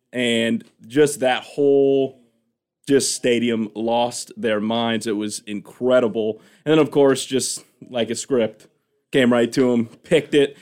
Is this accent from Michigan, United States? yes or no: yes; Rockford, Michigan, United States; moved away as an adult; also born or lived in Indianapolis, Indiana / Grand Forks, North Dakota; I'm originally from Rockford High School